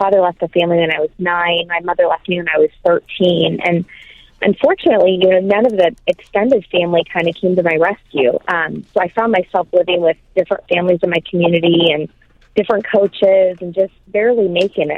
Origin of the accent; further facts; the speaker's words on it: Michigan, United States; I'm from the great state of Michigan